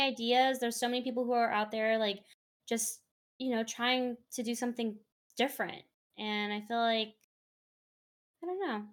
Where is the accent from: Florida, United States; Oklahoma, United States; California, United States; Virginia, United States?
California, United States; Bay Area; I am from the Bay Area, and I'm always going to support my local teams.